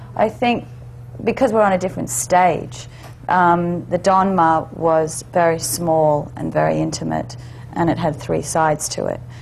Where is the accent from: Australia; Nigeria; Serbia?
Australia; I'm Australian, so right. I have hmm. actually have dual citizenship